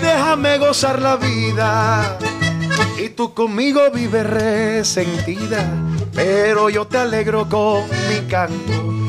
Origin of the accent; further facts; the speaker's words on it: La Paz, Cesar, Colombia; yo desde peladito iba a mi casa y crecí con ellos en La Paz